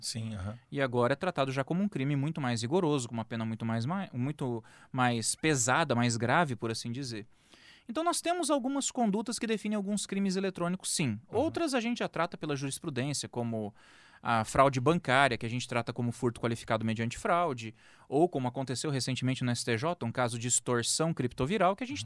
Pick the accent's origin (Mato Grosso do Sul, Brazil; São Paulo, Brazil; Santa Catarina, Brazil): Mato Grosso do Sul, Brazil; Campo Grande; Sim, sou daqui de Campo Grande, nascido e criado aqui na terra